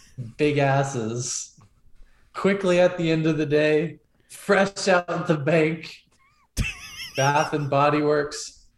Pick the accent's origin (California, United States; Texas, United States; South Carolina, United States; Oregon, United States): Oregon, United States; I'm from Oregon. I went to Oregon State.